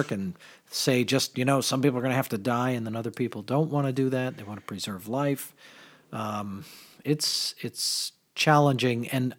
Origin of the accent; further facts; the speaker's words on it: Mystic, Connecticut, United States; I remember growing up in Mystic, which is not far from Rhode Island.